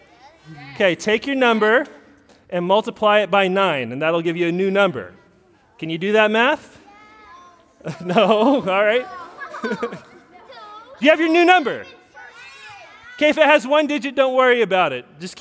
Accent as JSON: {"language": "English", "town": "Newburgh", "region": "Indiana", "country": "United States", "said": "I'm from Newburgh"}